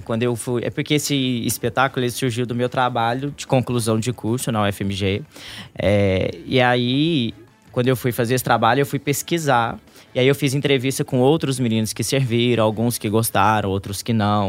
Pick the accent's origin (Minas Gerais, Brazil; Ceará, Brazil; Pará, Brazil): Minas Gerais, Brazil; Três Corações; moved away; nós somos de uma cidade do interior de Minas